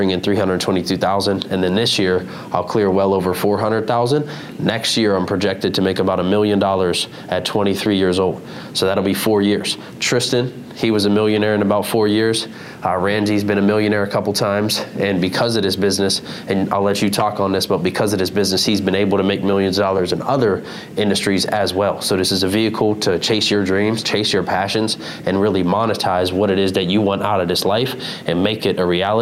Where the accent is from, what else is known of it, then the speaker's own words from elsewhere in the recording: Pittsburgh, Pennsylvania, United States; I'm from the hood in Pittsburgh, out east, out of Pennsylvania